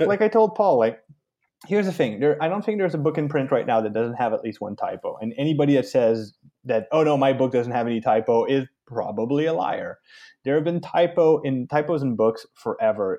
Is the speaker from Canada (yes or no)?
yes; Canada; I'm, I'm French Canadian